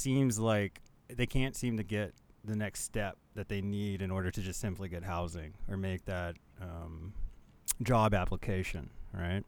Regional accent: Manitoba, Canada; I'm from Manitoba

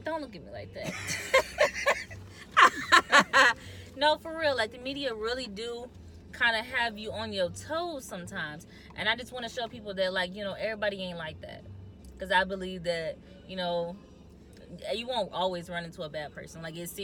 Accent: Michigan, United States; also born or lived in New Haven, Michigan; I was born in the city

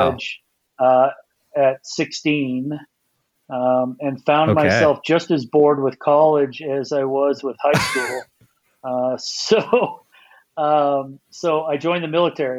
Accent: Napa Valley, California, United States; moved away as an adult; now in Bend, United States; I was born and raised in the Napa Valley

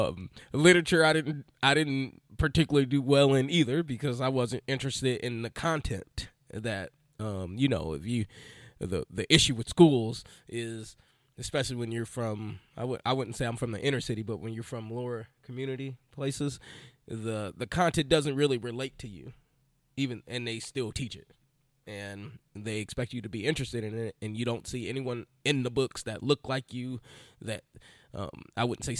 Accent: Illinois, United States; moved away as an adult; now in Philadelphia, United States; I was a little skinny kid, grew up in Illinois, and had seven brothers and sisters.

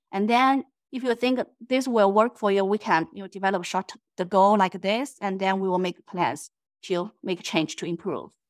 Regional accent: China; moved away as an adult; now in United States; I'm originally from China

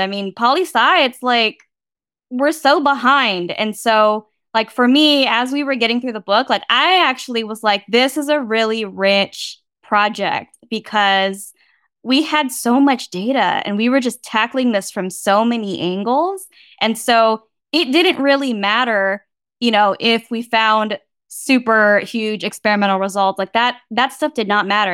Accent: Bay Area, California, United States; I grew up in the Bay Area

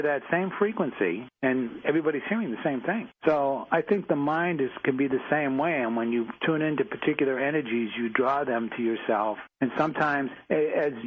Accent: Boston, Massachusetts, United States; We're both from Massachusetts, and I grew up in Dorchester, and I was a Dorchester tough guy

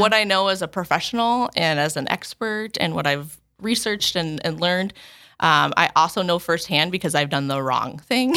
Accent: Chandler, Arizona, United States; now in Sioux Falls, United States; I'm originally from Chandler.

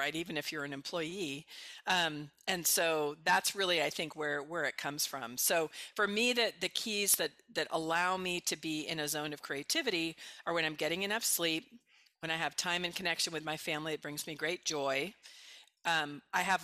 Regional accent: Bay Area, California, United States; also born or lived in Mexico / Colombia; I'm from the Bay Area originally.

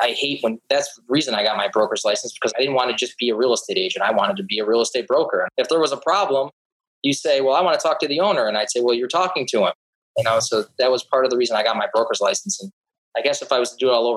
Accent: Syracuse, New York, United States; moved away as an adult; also born or lived in Buffalo, New York; now in Naples, United States; I grew up in Syracuse, New York

